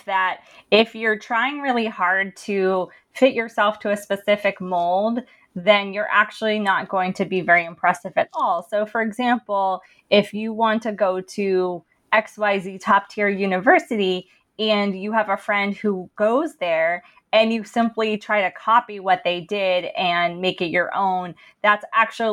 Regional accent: Princeton, New Jersey, United States; growing up in Princeton

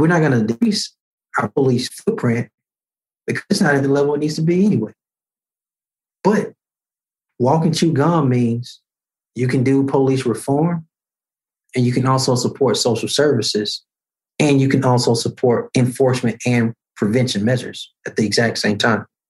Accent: Birmingham, Alabama, United States; 12 years ago in 2009, the first time I ran for elected office in my hometown

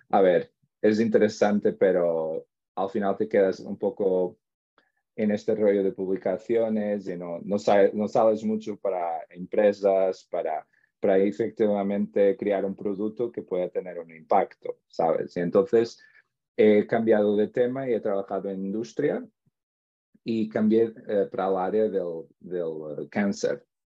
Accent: Portugal; Spanish is a second language; also born or lived in Spain; soy portugués, he estudiado siempre en Portugal. Ah, a ver, un poco, tuve como unas estancias en el extranjero, donde estuve en España

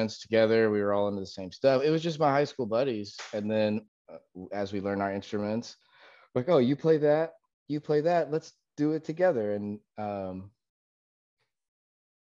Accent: Pasadena, Texas, United States; I was born in Pasadena, Texas, which is just down the road from where we met on the work trip

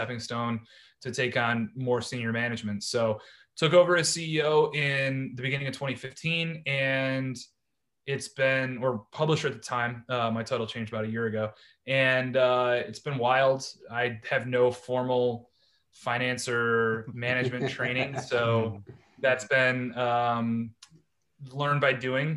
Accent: Cleveland, Ohio, United States; moved away as an adult; also born or lived in Baltimore, Maryland; I'm originally from Cleveland, Ohio. I played high school football and lacrosse

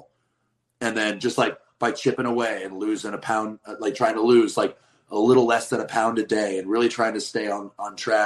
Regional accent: the West, United States; also born or lived in Midwest; now in East Coast, United States; I'm from the West, where it is like truck stop

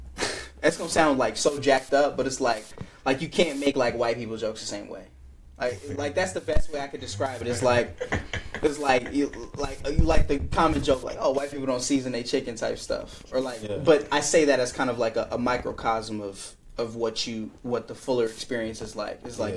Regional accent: California, United States; now in Philadelphia, United States; considering that I came from California in the Bay Area, I went to a majority black city.

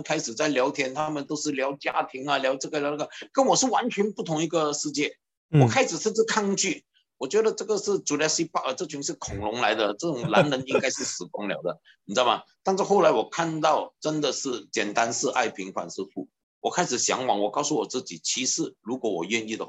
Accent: Guangdong, China; 我们广东人讲胆三胆快啊，对不对？

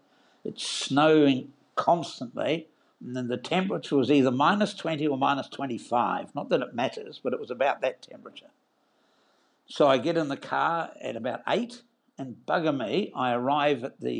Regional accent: New Zealand; moved away as an adult; now in Australia; I worked for the New Zealand Dairy Board in New Zealand. I'm a New Zealander, or better said, New Zealander, and emigrated here with my then first wife and three children

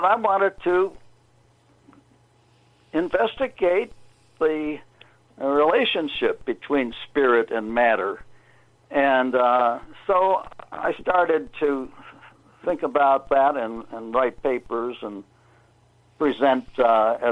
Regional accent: Chicago, Illinois, United States; moved away; also born or lived in California; I was raised in Chicago

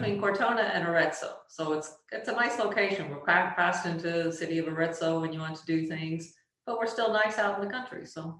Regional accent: Australia; I am Australian with Italian heritage.

